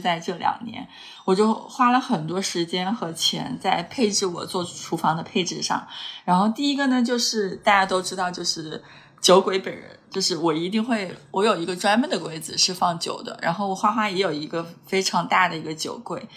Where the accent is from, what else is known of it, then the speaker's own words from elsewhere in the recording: Hunan, China; 虽然我是个湖南人